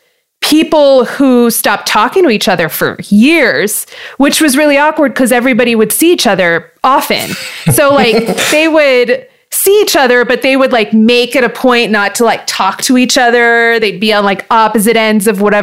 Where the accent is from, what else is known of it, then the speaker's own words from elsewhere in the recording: Hacienda Heights, California, United States; also born or lived in Montebello, California; I grew up in Hacienda Heights